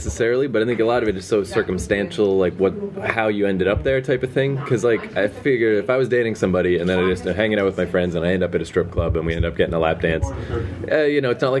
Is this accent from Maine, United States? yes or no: yes; Maine, United States; No one cares about New Brunswick, New Jersey. I'm from Maine.